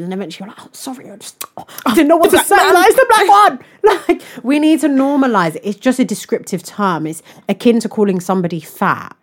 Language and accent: English; United Kingdom; I'm British